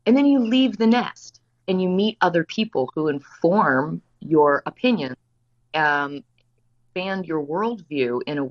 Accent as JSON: {"language": "English", "region": "Virginia", "country": "United States", "tie": "born or raised there", "said": "I come from Virginia. I come from about as a conservative household as you can come from"}